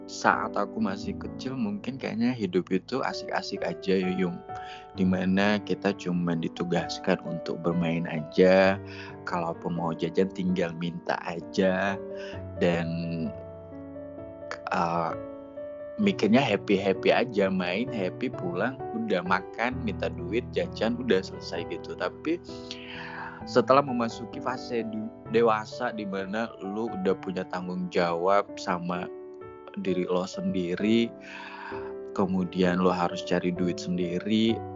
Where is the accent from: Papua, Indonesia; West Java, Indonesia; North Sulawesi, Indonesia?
North Sulawesi, Indonesia; Manado; now in Jakarta, Indonesia; Gue asalnya dari Manado, cuman uh, lagi merantau aja di Jakarta